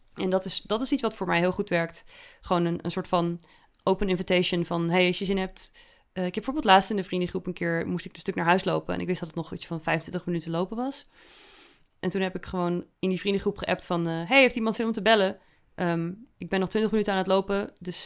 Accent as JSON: {"language": "Dutch", "country": "Netherlands", "said": "als een echte Nederlander"}